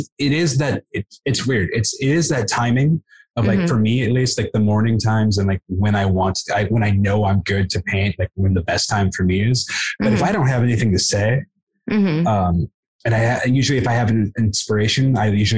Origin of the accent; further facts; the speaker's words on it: Buffalo, New York, United States; I grew up in Buffalo.